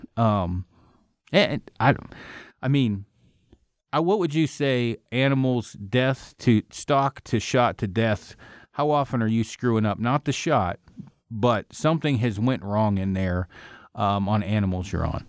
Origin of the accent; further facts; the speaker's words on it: Oregon, United States; moved away; I'm from Oregon.